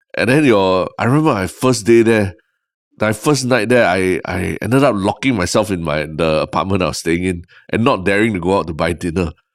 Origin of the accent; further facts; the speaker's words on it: Singapore; also born or lived in United States; growing up in Singapore